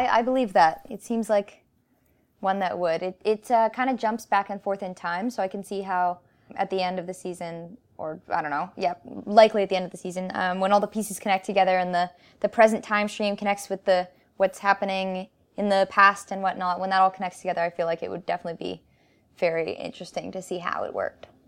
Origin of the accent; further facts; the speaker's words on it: Canada; We're Canadian